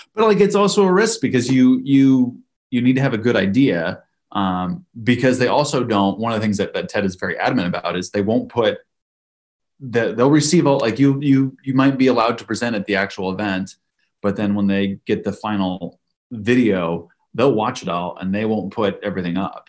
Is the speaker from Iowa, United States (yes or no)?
yes; Iowa, United States; I grew up in Iowa